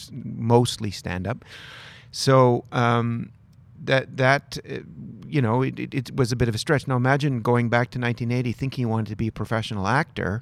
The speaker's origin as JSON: {"language": "English", "town": "Dalhousie", "region": "New Brunswick", "country": "Canada", "tie": "born or raised there", "said": "working in a paper mill in northern New Brunswick where I grew up in Dalhousie"}